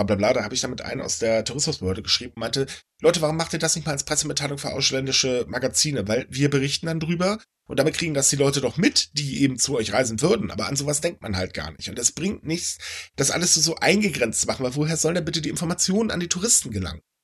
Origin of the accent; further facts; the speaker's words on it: Germany; bei uns in Deutschland